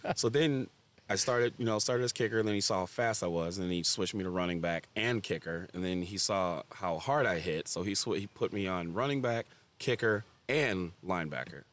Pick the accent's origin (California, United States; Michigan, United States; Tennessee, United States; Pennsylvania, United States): Michigan, United States; Farmington; I grew up in Farmington, too